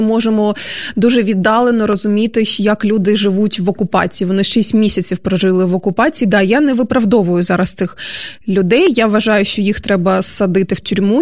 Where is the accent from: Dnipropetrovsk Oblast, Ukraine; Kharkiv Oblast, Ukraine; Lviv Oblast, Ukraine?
Dnipropetrovsk Oblast, Ukraine; Dnipro; Я ж теж е, зі сходу, насправді я ж е, з Дніпра.